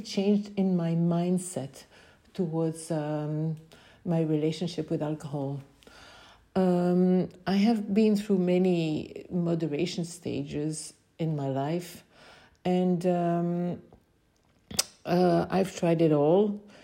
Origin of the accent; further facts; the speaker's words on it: Belgium; I am from Belgium